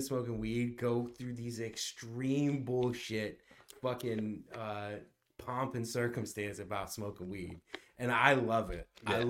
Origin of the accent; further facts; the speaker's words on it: New Jersey, United States; See, I'm from Jersey